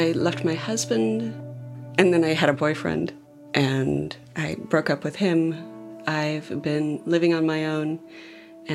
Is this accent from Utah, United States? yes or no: yes; Provo, Utah, United States; I grew up in Provo, Utah, in kind of the center of Mormon land